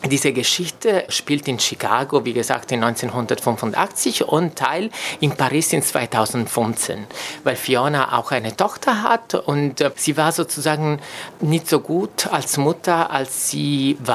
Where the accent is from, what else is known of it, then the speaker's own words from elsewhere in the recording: Italy; German is a second language; now in Germany; oder auch für mich, äh, so ich komme aus Italien, das wäre undenkbar, ähm, unterwegs zu sein mit meinem Vater zum Beispiel Hand in Hand